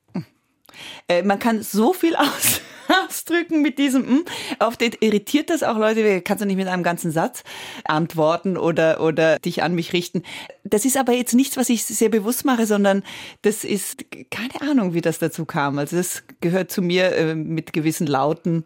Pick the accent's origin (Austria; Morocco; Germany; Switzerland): Switzerland; accent: Swiss German; first language Italian; German is a second language; Ich rechne auf Schweizerdeutsch. Oder ich merke, wenn ich sehr, sehr schwach bin oder sehr krank oder sowas, ist das, was am ehesten tatsächlich bleibt, das Schweizerdeutsche, obwohl ich das erst mit zehn gelernt habe. Also meine erste Sprache war Italienisch